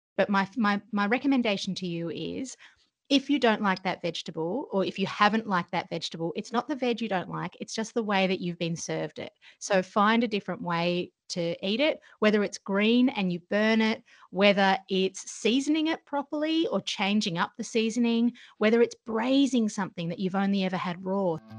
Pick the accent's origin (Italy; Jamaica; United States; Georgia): Georgia; moved away; I grew up uh, in a country called Georgia in the former Soviet Union.